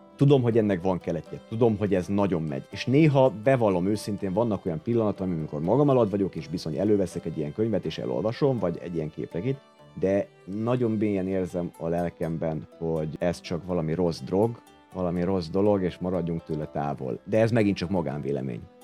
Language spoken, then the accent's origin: Hungarian; Hungary; itt nőttem fel, a 80-as években nőttem fel